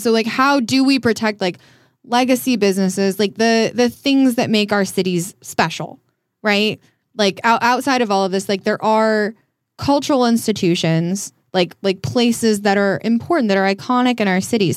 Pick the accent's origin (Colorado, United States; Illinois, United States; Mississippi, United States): Colorado, United States; small town outside of Denver; now in Hollywood, United States; I'm from Denver, I'm from a small town outside of Denver